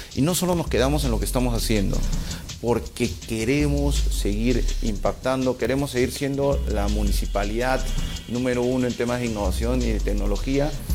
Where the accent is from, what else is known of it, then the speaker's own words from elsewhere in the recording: Peru; como peruano y como profesional